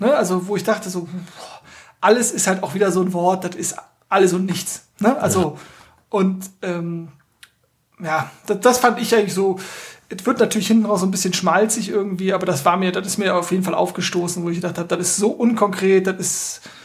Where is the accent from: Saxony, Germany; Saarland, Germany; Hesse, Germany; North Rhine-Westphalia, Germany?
North Rhine-Westphalia, Germany; ich bin ja aus Nordrhein-Westfalen, ich bin ja auch hier geboren